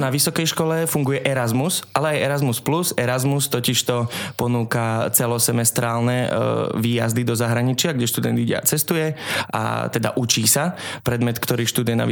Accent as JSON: {"language": "Slovak", "area": "Liptov", "region": "Žilina Region", "country": "Slovakia", "also_born_or_lived": "Likavka", "said": "Áno, áno, pochádzam z Liptova."}